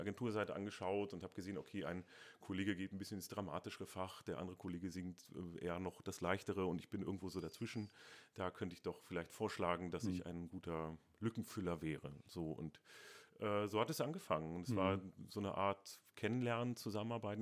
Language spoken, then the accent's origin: German; Hanover, Lower Saxony, Germany; moved away as an adult; now in Dresden, Germany; einmal bin ich Hannoveraner. Ähm, stolzer Hannoveraner